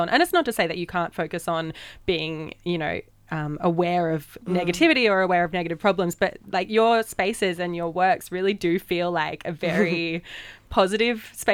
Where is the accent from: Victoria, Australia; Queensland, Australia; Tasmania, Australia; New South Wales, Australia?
Queensland, Australia; Brisbane; now in Sydney, Australia; I'm from Brisbane